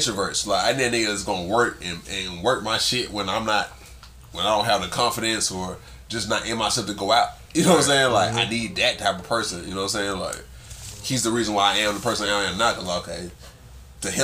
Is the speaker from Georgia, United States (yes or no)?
yes; Columbus, Georgia, United States; I'm from Columbia, Georgia